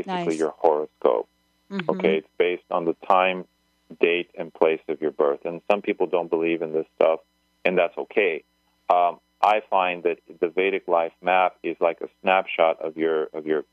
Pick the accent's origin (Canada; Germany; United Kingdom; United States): United States; I was born in the United States, for example. I'm American